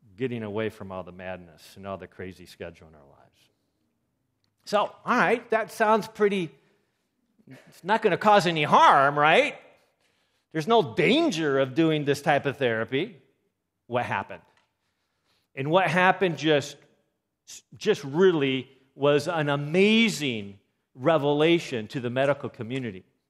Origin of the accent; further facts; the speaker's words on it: Seattle, Washington, United States; moved away; I'm from Seattle.